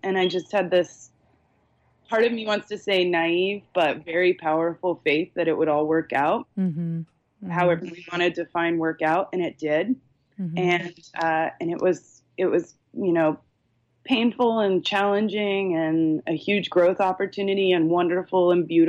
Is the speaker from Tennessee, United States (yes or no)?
no; Charleston, South Carolina, United States; also born or lived in Chicago; now in San Luis Obispo, United States; I grew up on the East Coast. I'm originally from Charleston, South Carolina.